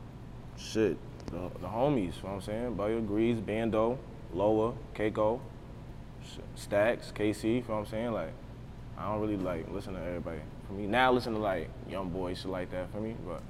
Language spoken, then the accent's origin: English; United States; I'm really from the Drive, though. Like, I was born and raised here, whole life, came up